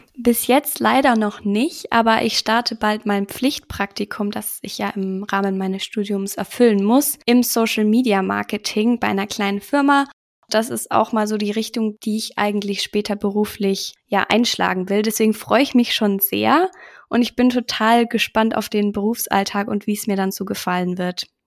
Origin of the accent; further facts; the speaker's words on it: Augsburg, Bavaria, Germany; Ich wollte unbedingt hier in Augsburg studieren, weil es meine Heimat ist. Ich wohne hier in der Nähe.